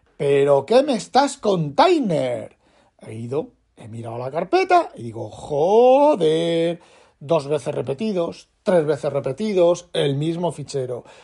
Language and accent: Spanish; Elda, Valencian Community, Spain; de Elda, de donde yo soy, donde yo nací